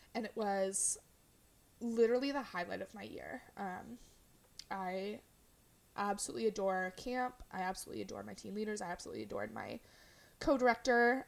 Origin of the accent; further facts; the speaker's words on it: California, United States; now in Portland, United States; I grew up in California